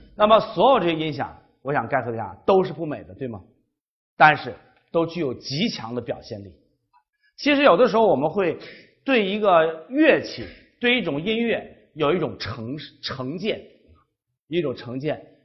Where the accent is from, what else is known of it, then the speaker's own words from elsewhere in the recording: China; 我们中国人生活在一个文化非常单一、要求统一、要求听话的一个文化环境下